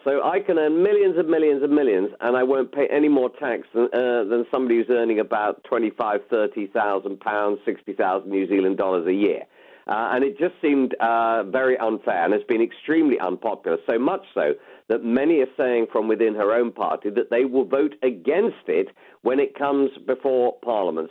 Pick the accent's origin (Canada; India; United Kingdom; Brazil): United Kingdom; we are British